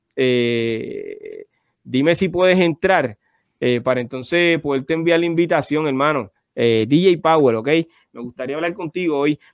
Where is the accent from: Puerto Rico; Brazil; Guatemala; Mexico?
Puerto Rico; Carolina; los dos somos de Carolina